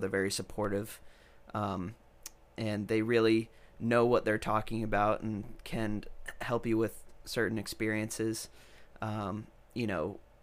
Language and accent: English; New York, United States; also born or lived in Rhode Island; now in Nashville, United States; I'm originally from New York.